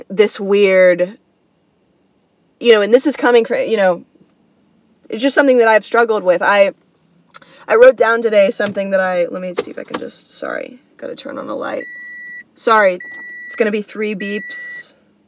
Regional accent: United States; being an American, you know, being born as an American

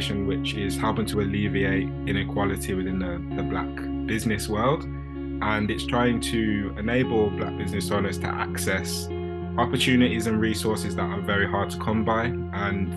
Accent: Birmingham, West Midlands, United Kingdom; I grew up in Erdington on a council estate

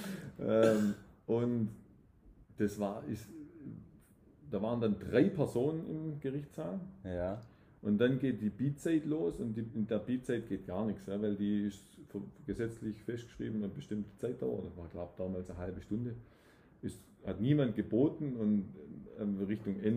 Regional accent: Dusslingen, Baden-Württemberg, Germany; now in Tübingen, Germany; Aufgewachsen in Dusslingen und dann mal so quer durch Deutschland äh, verschiedene Stationen gehabt und äh, jetzt wieder seit zehn Jahren in Tübingen.

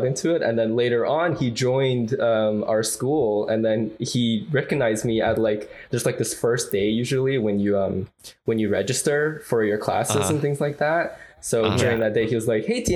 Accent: Toronto, Ontario, Canada; moved away as an adult; also born or lived in China; now in Seattle, United States; I am originally also from Toronto. I actually was born in China, but I moved there when I was 7, and I grew up in Toronto basically all of my life

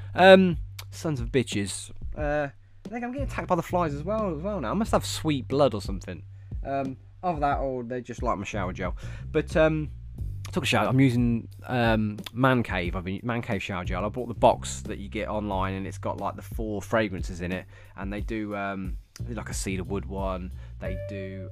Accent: England, United Kingdom; I was from England.

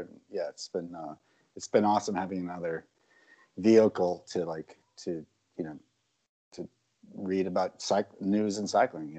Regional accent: Boston, Massachusetts, United States; moved away; Yeah. You know, I'm originally from Boston.

